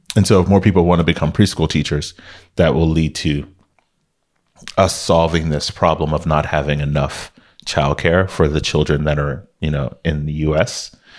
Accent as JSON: {"language": "English", "town": "Miami", "region": "Florida", "country": "United States", "tie": "born or raised there", "moved": "as an adult", "lives_now": "Bay Area, United States", "said": "growing up in Miami was fun"}